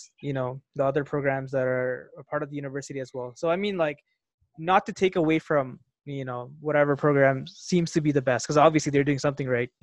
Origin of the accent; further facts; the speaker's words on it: Toronto, Ontario, Canada; moved away; also born or lived in Calgary; I'm back in Calgary, a city that I haven't lived in because I grew up in Toronto